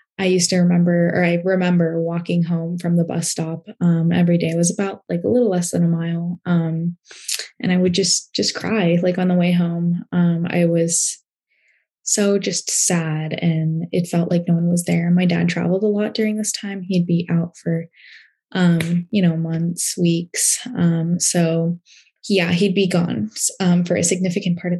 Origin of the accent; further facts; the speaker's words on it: Portland, Oregon, United States; I was born in Portland, Oregon